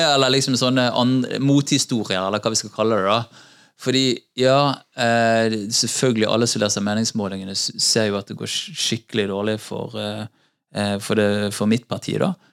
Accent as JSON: {"language": "Norwegian", "town": "Bergen", "region": "Vestland", "country": "Norway", "tie": "born or raised there", "said": "bodde på Hordvik, i, i, rett, noen steinkast fra der jeg vokste opp"}